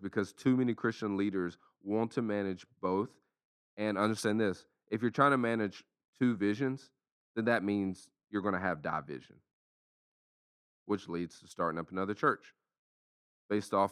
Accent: Lexington, Tennessee, United States; moved away; also born or lived in Central Florida; in my hometown in Lexington, Tennessee

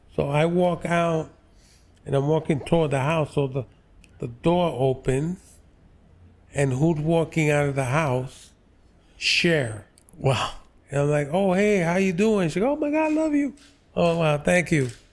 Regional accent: New York City, New York, United States; I grew up on the Lower East Side.

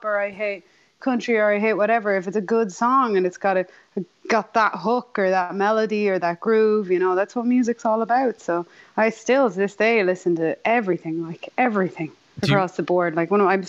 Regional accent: Ireland; born or raised there; accent: Irish; now in California, United States

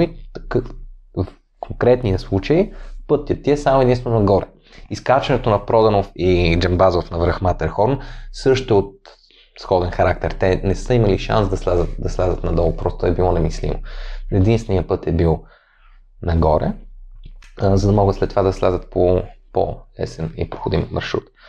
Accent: Sofia, Sofia City, Bulgaria; аз все пак съм от София

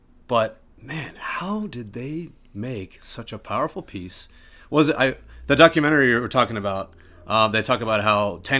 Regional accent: Wilmington, Delaware, United States; I'm from Wilmington, Delaware.

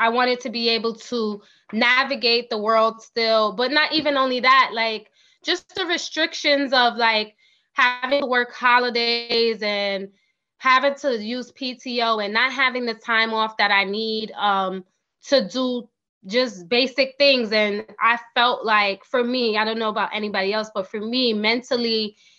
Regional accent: New York City, New York, United States; I'm originally from New York City. I did all of my schooling in New York City, including my master's degree

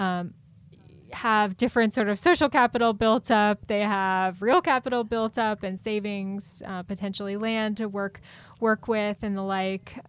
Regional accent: Columbus, Ohio, United States; moved away; also born or lived in Hudson Valley, New York; I grew up in Ohio, in Columbus, O, uh, Ohio, uh, in a, in a suburb.

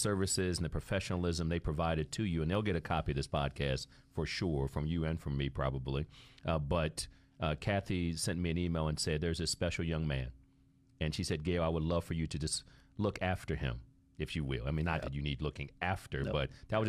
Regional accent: Ohio, United States; moved away; O-H-I-O. You know, that's my home state, too, just for the record.

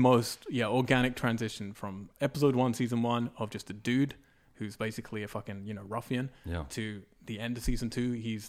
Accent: England, United Kingdom; I'm English.

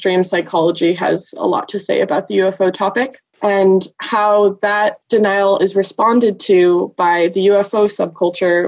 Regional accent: California Bay Area, United States; moved away as an adult; also born or lived in Glasgow, Scotland; I am originally from the California Bay Area, but did a brief stint in Glasgow, Scotland for 2 years

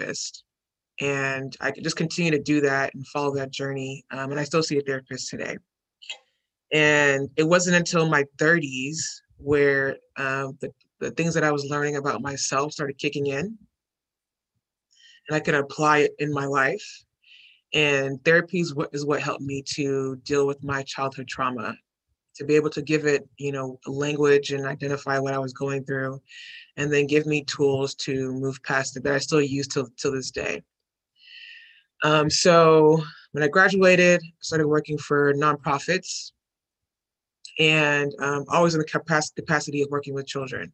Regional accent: Houston, Texas, United States; I grew up in, I'm from Houston, Texas, native Houstonian, grew up in A-Leaf

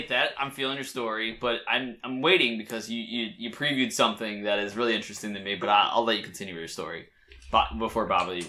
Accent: Delaware, United States; moved away as an adult; now in Philadelphia, United States; I was a kid from Delaware. I moved here when I was 22

